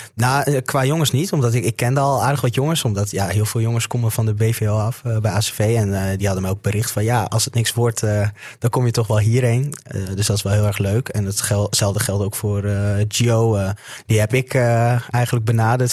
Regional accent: Assen, Drenthe, Netherlands; ik kom uit Assen

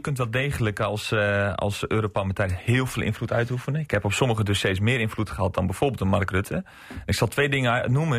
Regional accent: Sneek, Friesland, Netherlands; now in Makkinga, Netherlands; ik kom van oorsprong uit Sneek. Wij zijn eh, op een gegeven moment verhuisd naar Oost-Stellingwerf.

